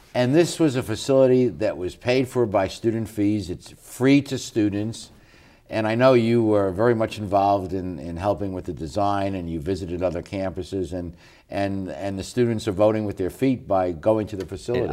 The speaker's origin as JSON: {"language": "English", "region": "New York", "country": "United States", "said": "I'm from New York"}